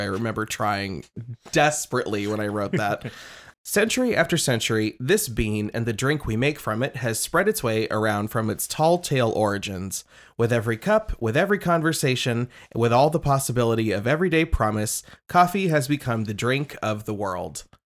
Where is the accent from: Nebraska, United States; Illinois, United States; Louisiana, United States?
Nebraska, United States; Lincoln; I'm from Lincoln, Nebraska